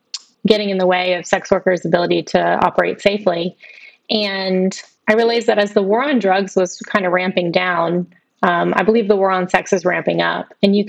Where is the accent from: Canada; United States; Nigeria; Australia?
United States; Alabama; moved away as an adult; also born or lived in Washington, D.C. / San Francisco; I grew up in Alabama and then moved to D.C. for 5 years and San Francisco for 4 years